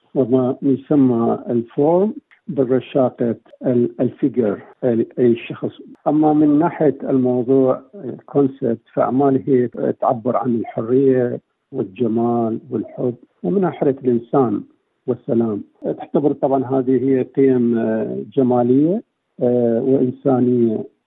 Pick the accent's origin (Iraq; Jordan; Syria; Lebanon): Iraq; southern Iraq; moved away as an adult; now in Perth, Australia; انا قدمت من العراق من جنوب العراق